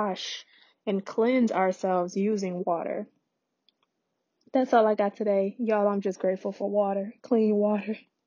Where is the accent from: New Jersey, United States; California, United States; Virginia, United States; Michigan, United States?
Michigan, United States; Detroit; my hometown in Detroit